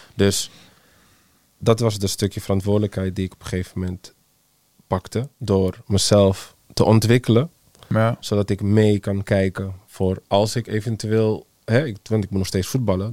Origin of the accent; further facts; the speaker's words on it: Netherlands; we als Nederlanders